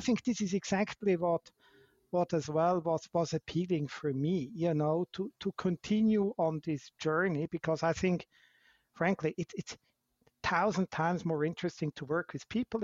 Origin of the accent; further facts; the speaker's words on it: Switzerland; I'm not South African, I'm Swiss by, by nature